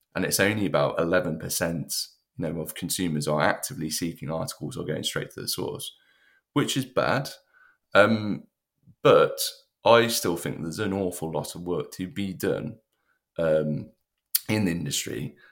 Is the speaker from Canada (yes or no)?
no; United Kingdom; as a British person